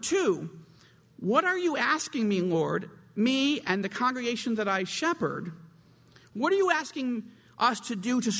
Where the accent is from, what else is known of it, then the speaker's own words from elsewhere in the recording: United States; moved away; And I am from Washington originally